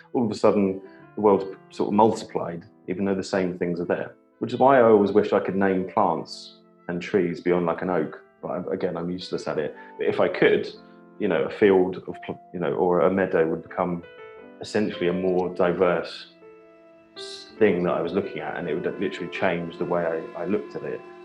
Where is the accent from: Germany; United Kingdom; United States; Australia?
United Kingdom; Whitstable, South East England; I grew up in Kent on the um, on the Thames estuary, so in a, in a town called Whitstable